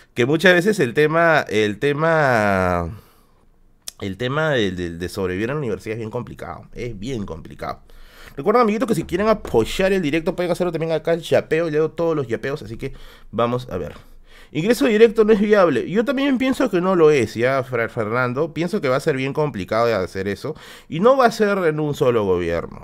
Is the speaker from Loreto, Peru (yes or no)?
no; Tacna, Peru; moved away; yo soy de Tacna, pues. Y aparte siempre que tengo que ir a visitar a mi familia